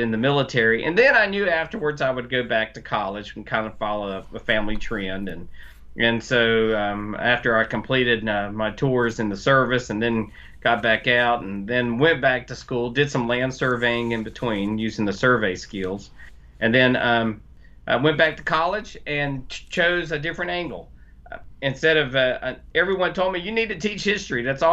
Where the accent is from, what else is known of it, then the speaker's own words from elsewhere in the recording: North Carolina, United States; I'm from North Carolina